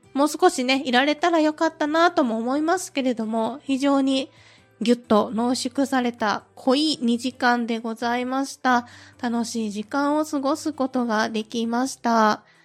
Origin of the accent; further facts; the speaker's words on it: Kansai, Japan; 私自身がですね、関西出身